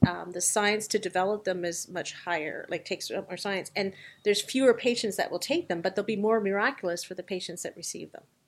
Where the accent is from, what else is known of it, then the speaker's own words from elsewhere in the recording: Canada; as a Canadian